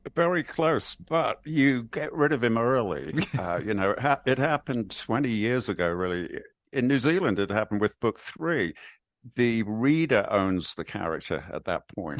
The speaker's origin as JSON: {"language": "English", "country": "United Kingdom", "said": "I'm British"}